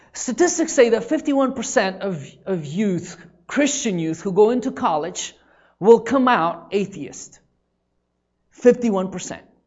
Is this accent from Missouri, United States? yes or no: no; Seattle, Washington, United States; moved away as an adult; also born or lived in Oklahoma; I grew up in Seattle